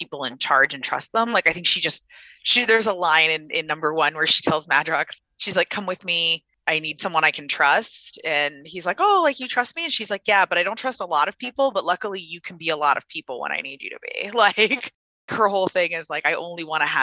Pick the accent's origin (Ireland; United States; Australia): United States; I am an American